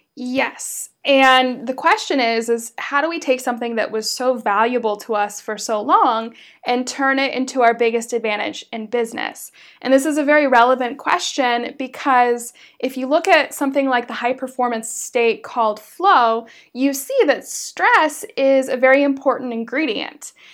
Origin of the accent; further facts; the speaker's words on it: United States; moved away as an adult; also born or lived in Berlin, Germany; as an American